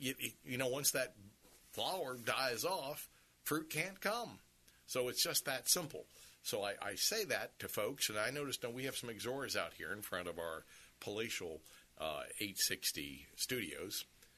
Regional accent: Sun City, United States; I didn't grow up in Chicago. I grew up in Sun City.

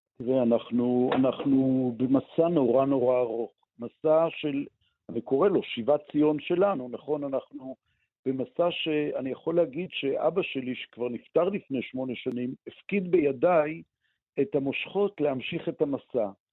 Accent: Israel; אני גדלתי פה

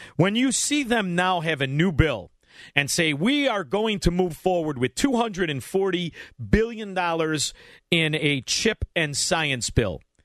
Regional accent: Illinois, United States; we're from Illinois

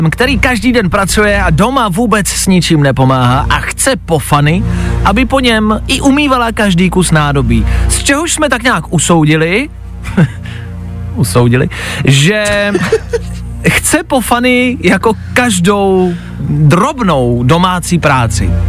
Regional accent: Plzeň, Plzeň Region, Czechia; já jsem taky z Plzně

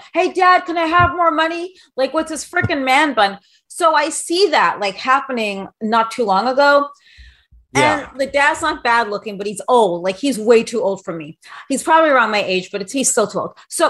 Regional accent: New York City, New York, United States; I grew up in New York City, so I get it. I mean, I'm still very much a New Yorker.

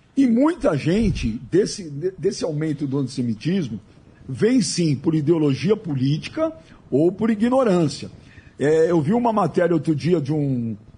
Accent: Brazil; Eu já sou nascido no Brasil, mas meus pais, meus avós

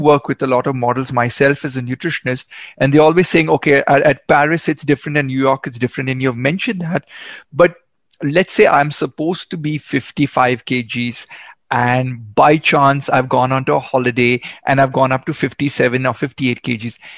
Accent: Goa, India; You're actually in my hometown

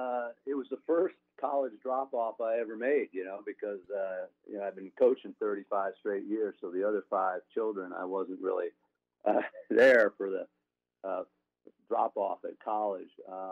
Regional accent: Springfield, Massachusetts, United States; Springfield, maybe a little bit bigger community than

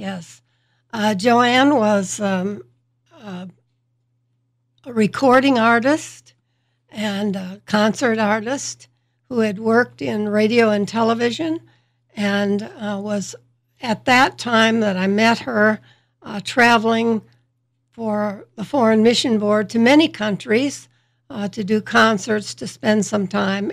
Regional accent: Holland, Michigan, United States; moved away as an adult; also born or lived in Slovakia; I grew up here in Holland, Michigan

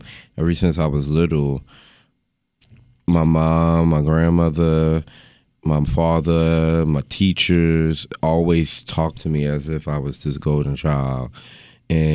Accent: Baltimore, Maryland, United States; downtown West Baltimore. I grew up around Pennsylvania Avenue and MLK, right in the heart of the city.

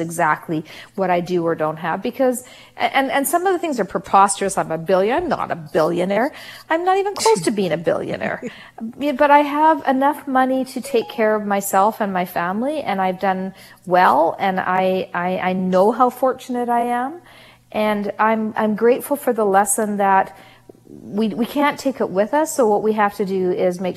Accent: Canada; also born or lived in South Africa; We literally had $50 to our family's name when we came to Canada from South Africa. I was not quite 3 years old

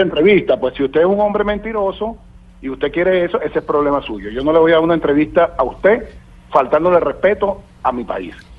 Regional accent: Venezuela

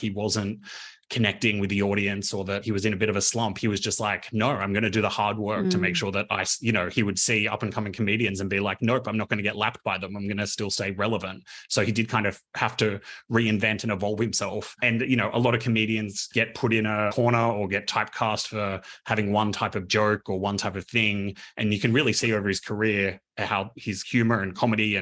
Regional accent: Canberra, Australian Capital Territory, Australia; I grew up in Canberra.

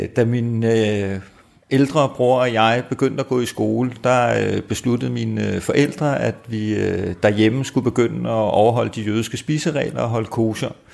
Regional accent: Copenhagen, Capital Region of Denmark, Denmark; jeg er født og opvokset i København

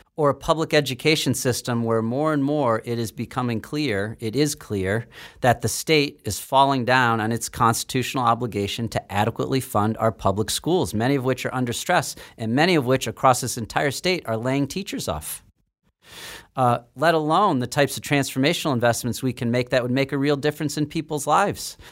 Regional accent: Ohio, United States; now in Massachusetts, United States; I'm originally from Ohio

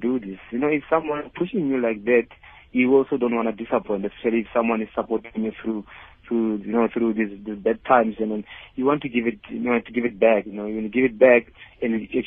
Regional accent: Limpopo, South Africa; moved away; also born or lived in Gauteng; I'm from Limpopo by then when I came to Gauteng.

